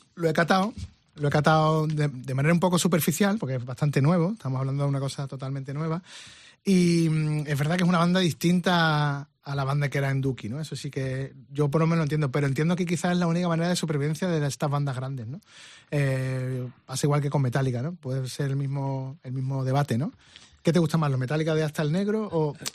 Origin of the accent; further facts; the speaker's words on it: Spain; no sé si soy el único español que lo ha tenido